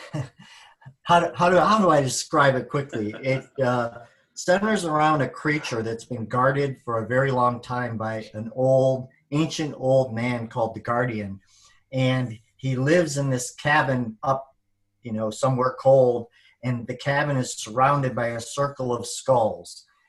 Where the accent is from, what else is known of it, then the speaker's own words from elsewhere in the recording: Michigan, United States; We're from Michigan